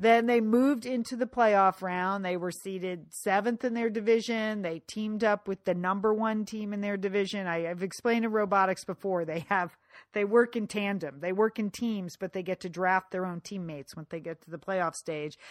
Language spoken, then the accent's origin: English; Fairfield, Connecticut, United States; moved away as an adult; I had been asked by my hometown library on several occasions to speak there